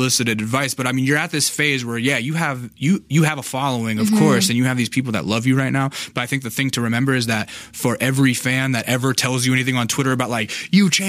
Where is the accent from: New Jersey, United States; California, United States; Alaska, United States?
Alaska, United States; I'm from Alaska